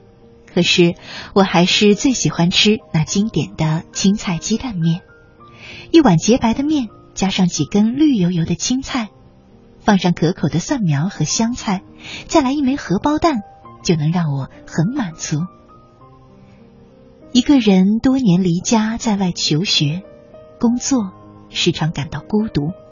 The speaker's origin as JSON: {"language": "Chinese", "region": "northern China", "country": "China", "said": "作为北方人，我喜爱面食，尤其是冷天，一碗热气腾腾的面条，吃起来不仅果腹，还十分的惬意。在老家的时候，劳累了一天的父亲最喜欢吃的就是面条。"}